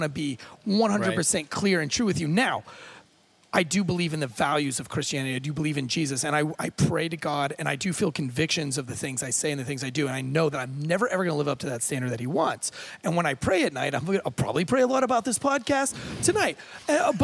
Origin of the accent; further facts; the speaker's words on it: United States; I was raised here in America